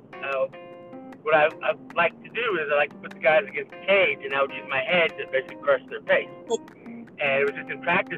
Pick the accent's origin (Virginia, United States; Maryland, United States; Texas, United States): Texas, United States; Katy; I grew up in Katy, in the suburbs, but my grandfather had a ranch.